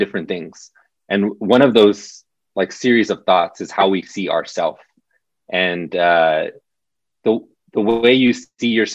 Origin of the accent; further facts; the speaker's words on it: Southern California, United States; So I'm from Southern California. My family is Mexican, Mexican American